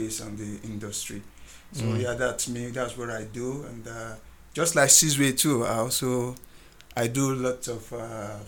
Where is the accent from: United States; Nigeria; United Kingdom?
Nigeria; moved away as an adult; also born or lived in Singapore; now in South Africa; I'm from Nigeria.